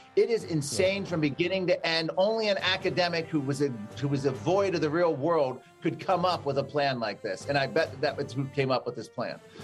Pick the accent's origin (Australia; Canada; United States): United States; Virginia; my home state of Virginia